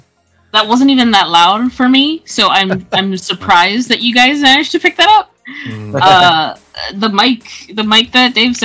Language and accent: English; Toronto, Ontario, Canada; now in Vancouver, Canada; I am in Vancouver, Canada, but I'm originally from Toronto.